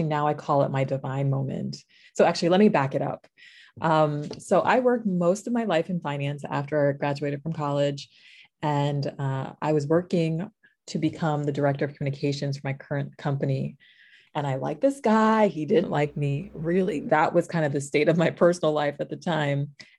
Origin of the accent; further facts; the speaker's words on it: New York, United States; moved away; I'm originally from New York. You really can't hear it from the accent because I've been away from New York for a couple years now.